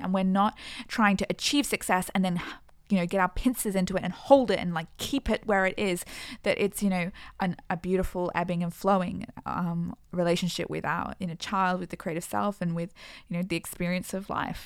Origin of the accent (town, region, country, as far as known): Australia